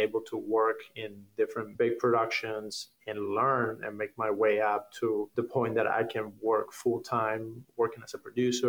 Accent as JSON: {"language": "English", "region": "Havana", "country": "Cuba", "tie": "born or raised there", "also_born_or_lived": "Canada", "second_language": "English", "moved": "as an adult", "lives_now": "Hollywood, United States", "said": "I grew up in Havana"}